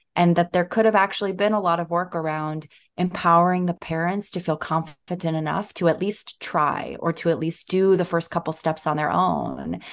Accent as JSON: {"language": "English", "region": "New Jersey", "country": "United States", "tie": "born or raised there", "said": "I grew up in New Jersey"}